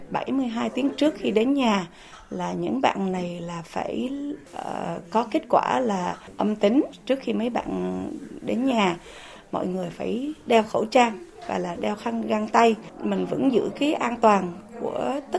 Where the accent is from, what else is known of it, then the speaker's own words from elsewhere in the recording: Vietnam; now in United States; mình là người Việt Nam, đi đâu cũng là người Việt Nam và là mình không muốn mất cái nguồn cội